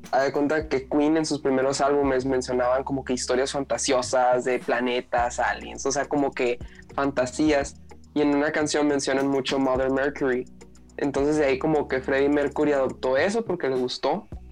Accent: Mexicali, Baja California, Mexico; now in Hermosillo, Mexico; yo crecí en Mexicali

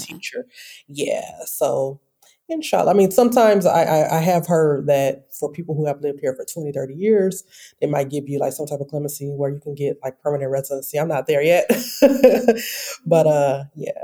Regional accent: Detroit, Michigan, United States; moved away as an adult; also born or lived in Chicago; now in Oman; I am from Detroit, Michigan

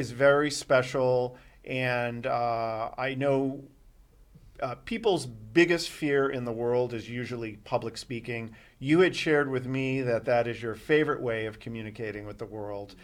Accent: Boston, Massachusetts, United States; moved away; I grew up in Boston

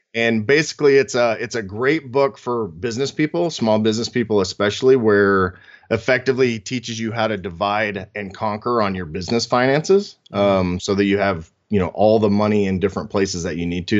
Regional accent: Oklahoma, United States; I grew up in Oklahoma, so there's a great car culture there

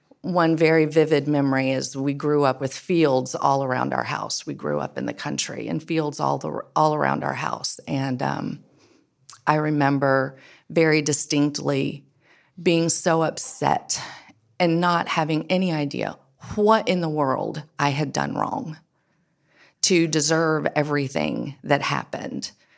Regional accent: Edenton, North Carolina, United States; I grew up in Edenton, North Carolina, just literally down the road from here.

